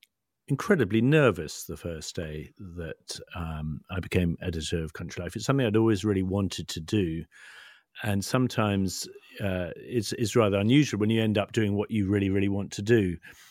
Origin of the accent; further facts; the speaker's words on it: Chipping Norton, South East England, United Kingdom; Well, I grew up in the Cotswolds, just outside Chipping Norton. And back in those days, the Cotswolds was all about horses.